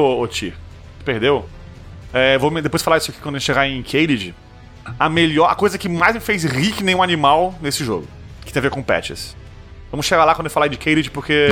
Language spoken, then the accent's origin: Portuguese; Brazil; eu sou brasileiro